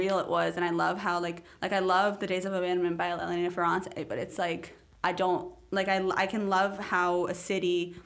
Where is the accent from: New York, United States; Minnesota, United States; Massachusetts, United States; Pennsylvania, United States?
New York, United States; New York City; also born or lived in Chicago / Mexico City; because I've grown up here, because I've lived almost 15 out of 16 of my years, like, alive here.